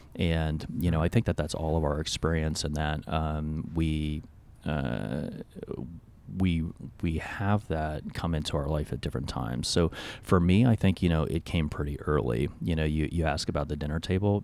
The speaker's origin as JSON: {"language": "English", "town": "Alexandria", "region": "Virginia", "country": "United States", "tie": "born or raised there", "said": "I grew up in Alexandria, Virginia"}